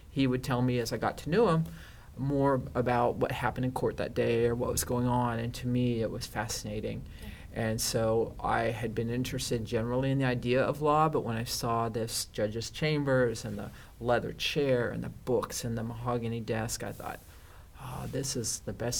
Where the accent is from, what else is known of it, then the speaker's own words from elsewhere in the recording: Northern California, United States; also born or lived in Los Angeles, California; now in Orange County, United States; I'm originally from Northern California